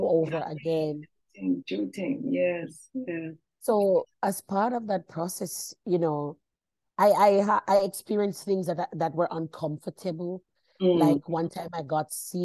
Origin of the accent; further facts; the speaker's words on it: Bamboo, Saint Ann, Jamaica; moved away as an adult; also born or lived in Brown's Town, Jamaica; now in Sydney, Australia; I grew up in clay ground in Bamboo, and I went to St. Hilda's High School